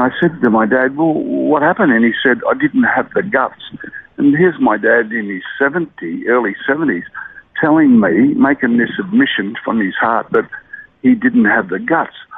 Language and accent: English; Brisbane, Queensland, Australia; born or raised there; also born or lived in Murwillumbah, New South Wales / Mount Isa, Queensland